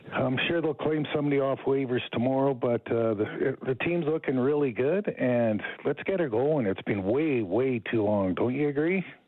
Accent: Edmonton, Alberta, Canada; I grew up here in Edmonton, and and I wanted to come back home

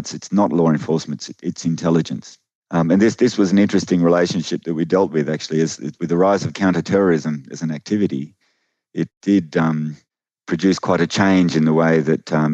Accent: Canberra, Australian Capital Territory, Australia; also born or lived in Sydney; Originally I was born in Sydney, but most of my life, I've grown up in Canberra, which is, a little distance from Sydney, a bit inland.

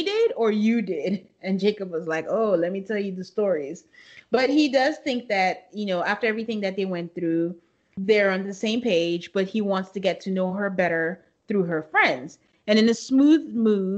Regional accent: Nigeria; moved away; growing up in Nigeria

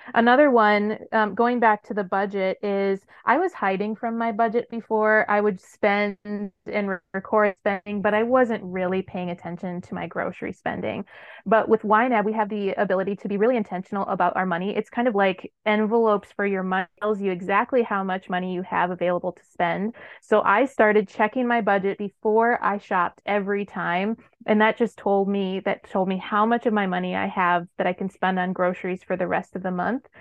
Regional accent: Wisconsin, United States; moved away as an adult; back in my home state of Wisconsin

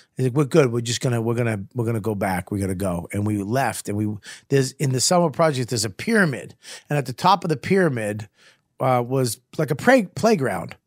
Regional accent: Medford, Massachusetts, United States; I was from Medford

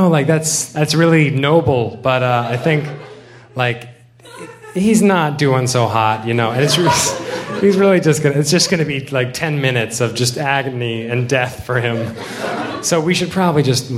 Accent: the South, United States; moved away as an adult; also born or lived in Illinois; I'm from the South

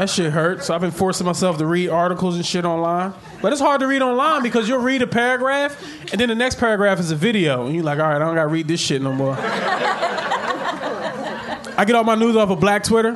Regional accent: Philadelphia, Pennsylvania, United States; growing up in West Philly

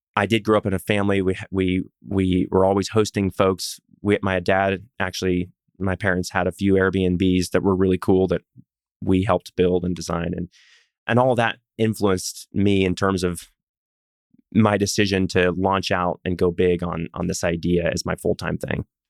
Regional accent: Texas, United States; also born or lived in Pacific Northwest; I'm a Texan

